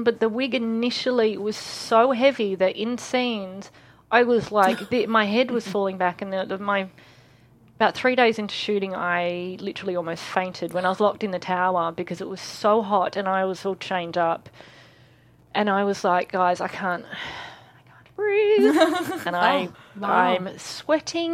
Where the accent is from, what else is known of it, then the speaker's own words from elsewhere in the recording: Australia; I'm Australian